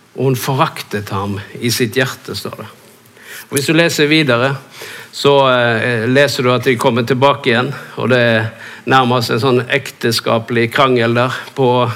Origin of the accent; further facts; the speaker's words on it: Norway